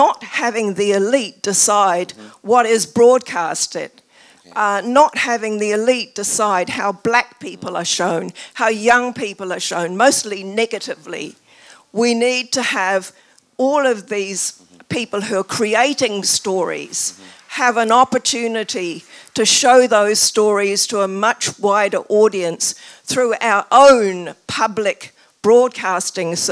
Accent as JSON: {"language": "English", "country": "New Zealand", "moved": "yes", "lives_now": "United Kingdom", "said": "My accent is because I'm from New Zealand"}